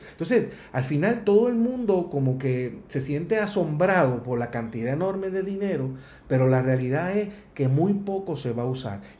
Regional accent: Puerto Rico; nosotros los puertorriqueños

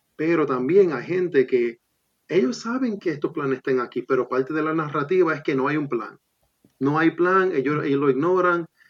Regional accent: Puerto Rico

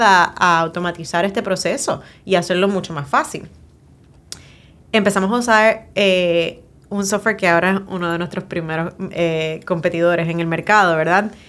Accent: Puerto Rico; cómo somos los puertorriqueños

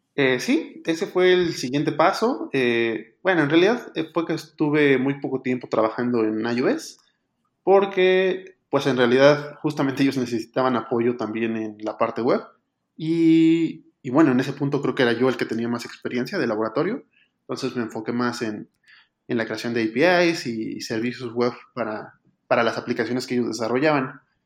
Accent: Mexico City, Mexico; soy originario de la Ciudad de México, México

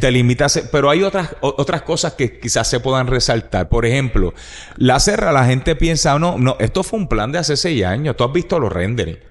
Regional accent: Puerto Rico; Tú y yo somos puertorriqueños que amamos a Puerto Rico

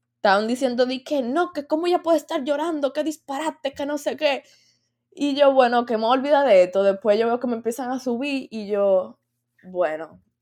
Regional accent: Dominican Republic; yo soy dominicana

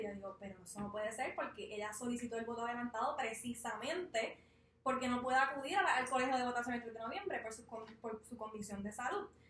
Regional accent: Ponce, Puerto Rico; Yo soy de Ponce

